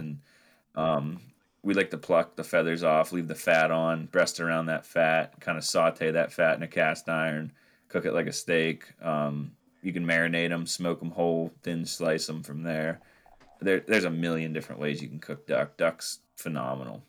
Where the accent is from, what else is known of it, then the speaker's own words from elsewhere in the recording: Northwest Pennsylvania, United States; I'm up from Northwest Pennsylvania, just thirty minutes south of Lake Erie